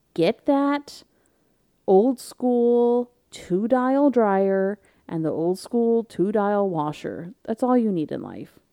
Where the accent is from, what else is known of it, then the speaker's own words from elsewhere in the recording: South Florida, United States; we grew up in Florida together